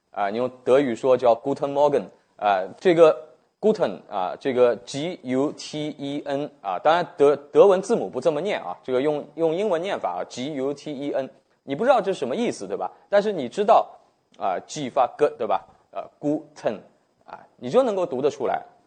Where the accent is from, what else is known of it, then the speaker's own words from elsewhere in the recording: China; 对我们中国人来说